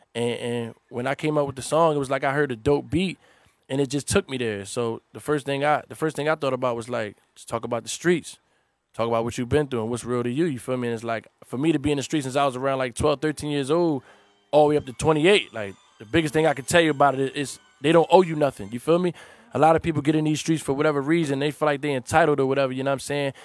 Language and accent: English; Philadelphia, Pennsylvania, United States; I'm from North Philly